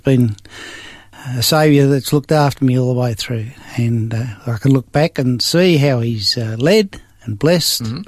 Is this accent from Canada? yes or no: no; Sydney, New South Wales, Australia; I was born in Sydney. Grew up on a farm with my parents and my sister a long time ago